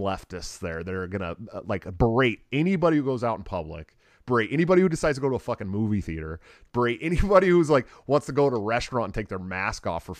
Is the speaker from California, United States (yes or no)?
yes; California, United States; we're both from California.